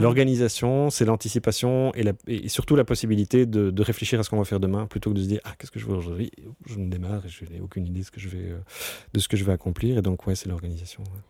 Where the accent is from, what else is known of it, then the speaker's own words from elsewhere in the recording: Brussels, Brussels-Capital Region, Belgium; je suis né à Ixelles. Euh, et donc j'ai toujours été un, citadin, je suis, je suis, fan de Bruxelles.